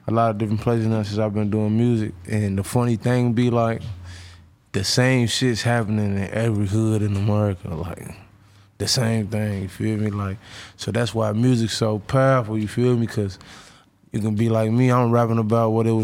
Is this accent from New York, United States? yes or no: no; Louisville, Kentucky, United States; I'm from Louisville, Kentucky.